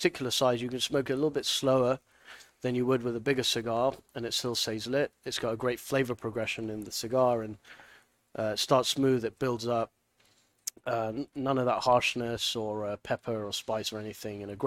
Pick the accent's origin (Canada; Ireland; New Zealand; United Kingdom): United Kingdom; moved away as an adult; also born or lived in Nicaragua / Hong Kong; now in United States; I was born in the UK